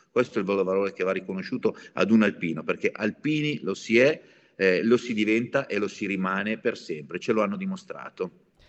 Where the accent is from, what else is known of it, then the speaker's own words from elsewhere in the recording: Novara, Piedmont, Italy; accent: not quite Savoyard; Novara, close to Lombardy; siamo a Novara siamo a ridosso della Lombardia